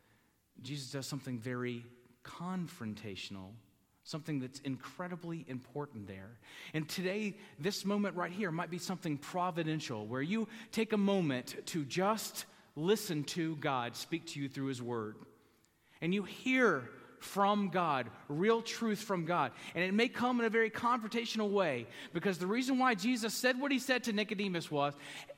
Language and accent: English; the South, United States; I grew up in the South around Southern Baptists